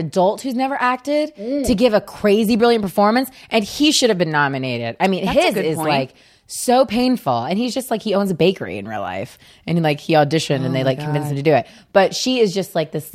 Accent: Modesto, California, United States; I'm from NorCal, Modesto, California

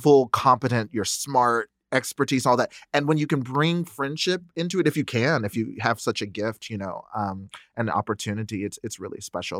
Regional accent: the South, United States; I was raised Nichiren Buddhist in the South

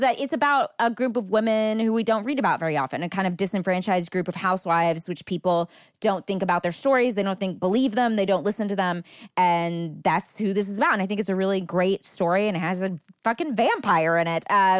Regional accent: Texas, United States; I think I grew up in Texas in the 90s, and so this book really hit home for me

